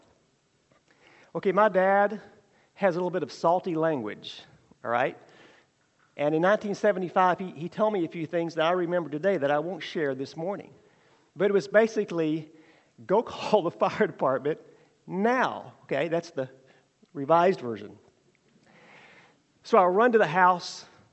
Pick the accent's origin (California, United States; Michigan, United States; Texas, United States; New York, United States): Texas, United States; Burleson; I grew up in Burleson, Texas